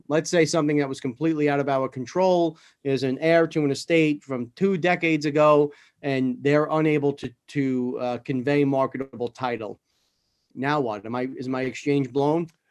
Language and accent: English; New York City, New York, United States; Growing up in New York and in, in the city, I was never an outdoors person